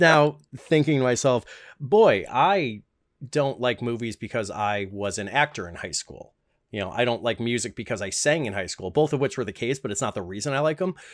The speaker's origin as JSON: {"language": "English", "town": "Chicago", "region": "Illinois", "country": "United States", "said": "the front room, as we call it in Chicagoland"}